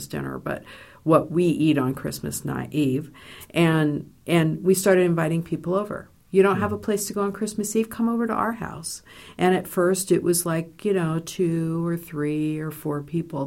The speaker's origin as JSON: {"language": "English", "town": "Los Angeles", "region": "California", "country": "United States", "tie": "born or raised there", "moved": "as an adult", "lives_now": "Indiana, United States", "said": "I grew up in Los Angeles"}